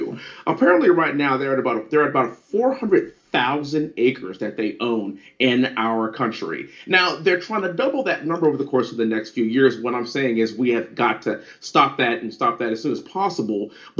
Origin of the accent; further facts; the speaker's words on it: Houston, Texas, United States; in my hometown of Houston, Texas